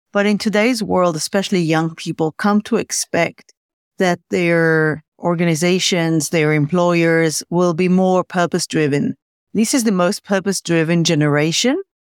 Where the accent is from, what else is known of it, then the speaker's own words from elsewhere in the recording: Tel Aviv, Tel Aviv District, Israel; I was born in Tel Aviv many moons ago.